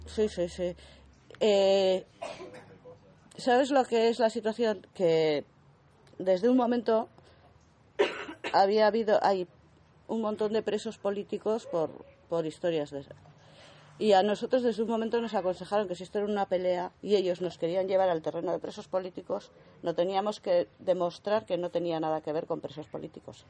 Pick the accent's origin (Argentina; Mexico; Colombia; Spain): Spain; Altsasu, Navarre; los chiquitos de mi pueblo